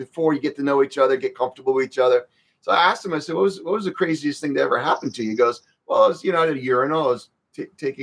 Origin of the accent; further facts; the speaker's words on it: Croatia; I was born in Croatia